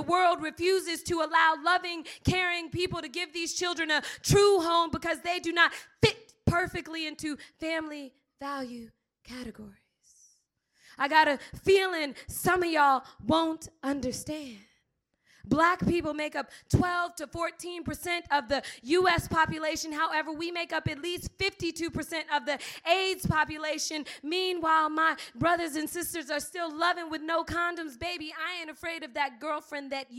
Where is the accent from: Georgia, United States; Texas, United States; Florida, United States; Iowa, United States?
Florida, United States; Miami; I'm from Miami